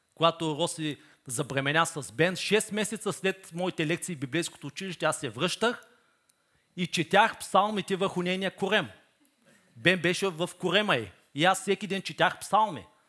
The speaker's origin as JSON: {"language": "Bulgarian", "country": "Bulgaria"}